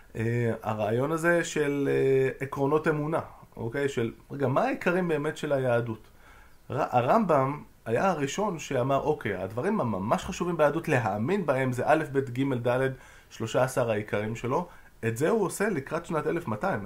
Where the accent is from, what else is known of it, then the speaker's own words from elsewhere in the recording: Jerusalem, Jerusalem District, Israel; הבית כנסת שגדלתי בו ליד אה, מחנה יהודה